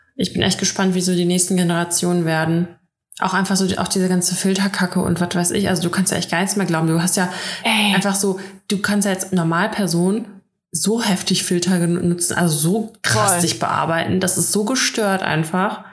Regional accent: Russia; now in Germany; bei uns in Russland

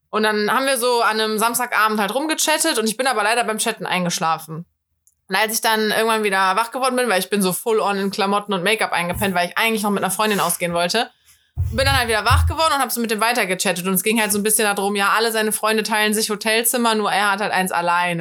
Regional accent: Cologne, North Rhine-Westphalia, Germany; Ich bin Kölnerin

